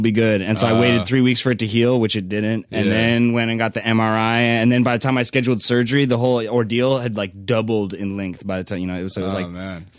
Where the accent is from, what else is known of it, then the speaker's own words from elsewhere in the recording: Santa Rosa, California, United States; now in Los Angeles, United States; I'm from Northern California. Like, what part? Like North Bay Area, kind of like Napa, Sonoma.